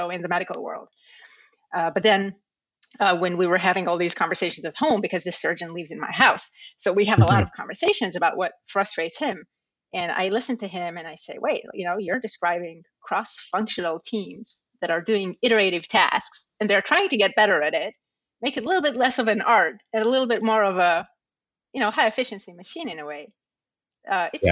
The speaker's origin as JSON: {"language": "English", "country": "Israel", "tie": "born or raised there", "moved": "yes", "lives_now": "New York, United States", "said": "I grew up in Israel"}